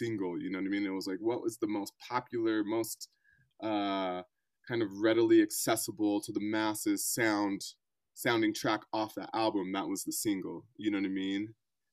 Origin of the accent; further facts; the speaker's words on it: Colorado, United States; also born or lived in Bay Area, California / New York; I'm from Colorado, though I've kind of cut my teeth in the Bay Area and New York before the whole pandemic situation